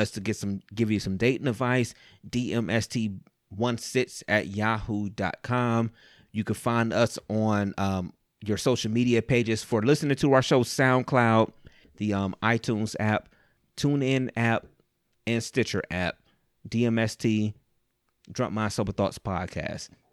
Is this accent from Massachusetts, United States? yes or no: no; Cleveland, Ohio, United States; I was born and raised, I'm, I'm from Cleveland